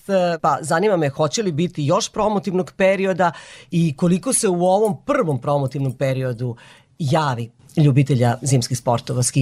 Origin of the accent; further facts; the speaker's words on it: Vojvodina, Serbia; posebno ovde kod nas u Vojvodini